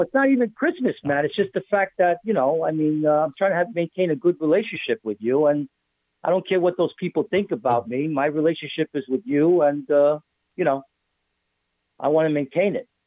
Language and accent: English; New York, United States; now in New Jersey, United States; I'm from New York